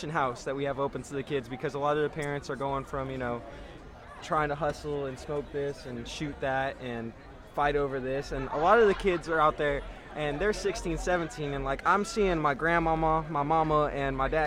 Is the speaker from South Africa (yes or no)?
no; Chicago, Illinois, United States; I was raised in Southside Chicago